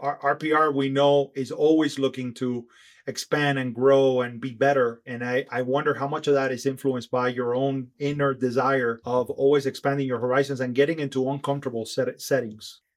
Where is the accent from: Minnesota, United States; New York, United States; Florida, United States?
Florida, United States; Miami; we're from Miami